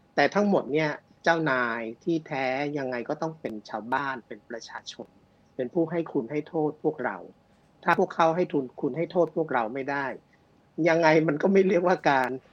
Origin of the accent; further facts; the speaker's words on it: Bangkok, Thailand; ผมเป็นคนกรุงเทพ